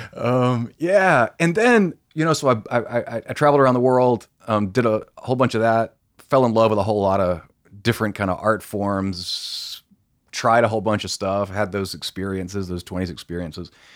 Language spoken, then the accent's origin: English; Tifton, Georgia, United States; moved away as an adult; also born or lived in Europe; now in Atlanta, United States; I grew up in a very small town in South Georgia.